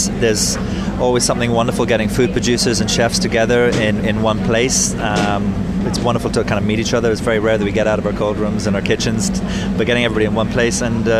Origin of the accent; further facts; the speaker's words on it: Schull, Munster, Ireland; I'm from Gabeen, which is our farm in Skull in West Cork.